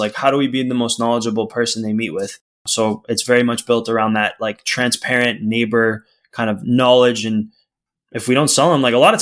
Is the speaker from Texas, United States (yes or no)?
no; outside of Boston, Massachusetts, United States; now in California, United States; family was outside of Boston.